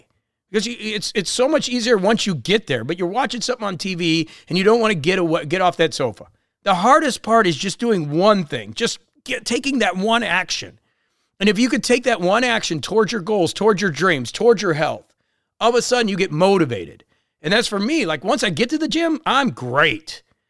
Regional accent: Chicago, Illinois, United States; also born or lived in Florida / Colombia; I grew up in Chicago in this area and obviously spent a lot of time in Florida and Columbia.

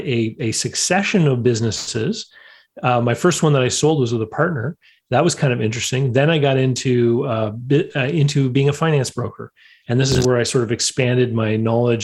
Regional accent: Canada; growing up in Canada, that meant, getting into snow removal, of course

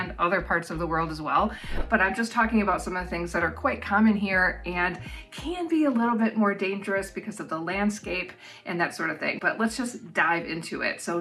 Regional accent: United States; now in New Zealand; living in New Zealand as an American

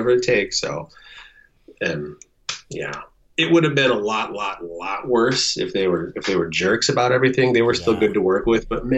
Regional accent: South Dakota, United States; now in Moorhead, United States; my hometown down in South Dakota

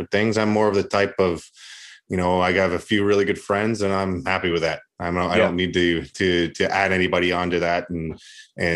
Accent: Canada; moved away as an adult; also born or lived in United States / Russia / Latvia / Switzerland; I'm Canadian

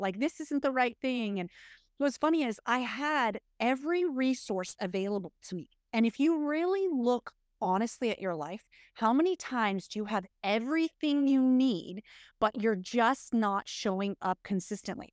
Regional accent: United States; We're, we're American women

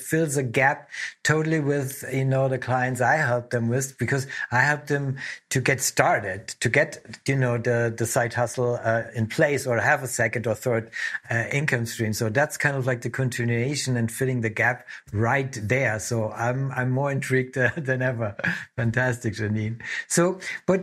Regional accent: Germany; I'm from Germany

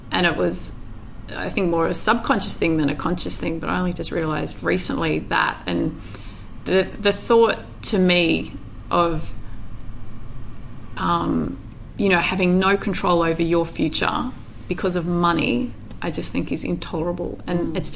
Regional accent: Indonesia; and obviously growing up in Indonesia as well.

